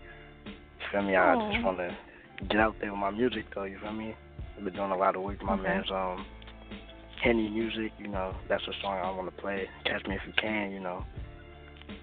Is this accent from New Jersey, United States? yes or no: yes; Linden, New Jersey, United States; I'm from London, New Jersey.